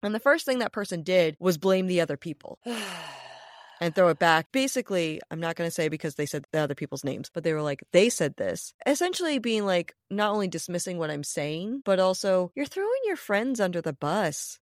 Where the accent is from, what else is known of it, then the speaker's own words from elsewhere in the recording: Rhode Island, United States; my home state